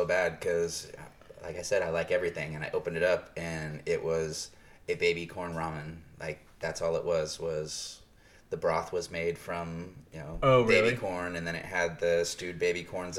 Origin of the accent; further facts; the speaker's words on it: Nebraska, United States; I'm fucking from Nebraska.